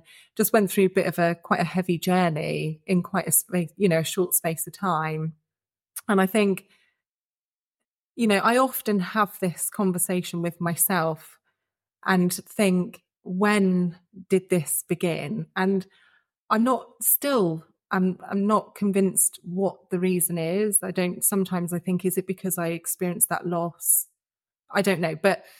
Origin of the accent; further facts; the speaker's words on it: Cornwall, South West England, United Kingdom; moved away as an adult; So I'm Cornish born and bred, very proud. and I'm 40, I turned 40 this year. You know, I've lived in lots of different places and traveled lots and I've had a lovely life, you know, based in Cornwall